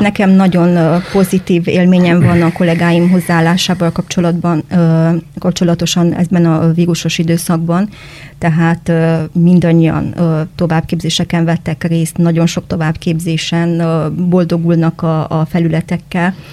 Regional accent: Cluj-Napoca, Cluj County, Romania; moved away as an adult; also born or lived in Dombegyháza, Hungary; now in Arad, Romania; az a Kolozsvár, ahol én felnőttem

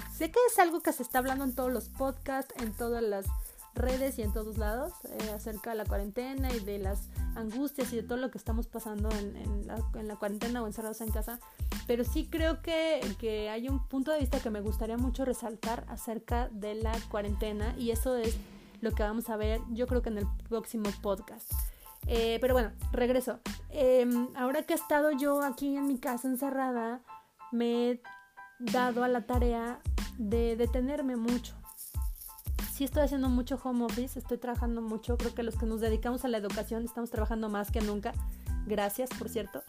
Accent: Pachuca, Hidalgo, Mexico; soy mexicana, de Hidalgo, de Pachuca Hidalgo.

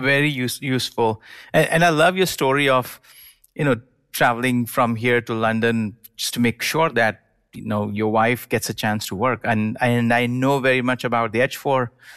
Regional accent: India; now in United States; I grew up in India and then moved to the United States

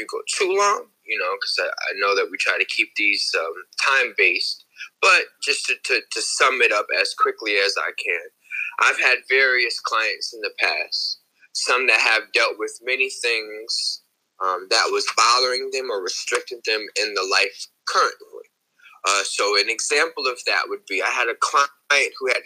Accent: New Haven, Connecticut, United States; I'm from New Haven, Connecticut.

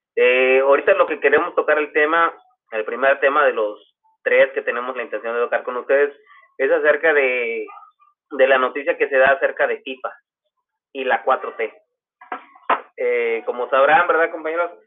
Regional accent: Mexico

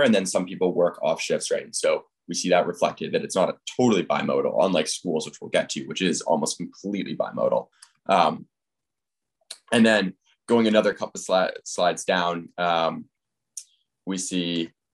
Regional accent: Fairfield County, Connecticut, United States; I am from Fairfield County, Connecticut

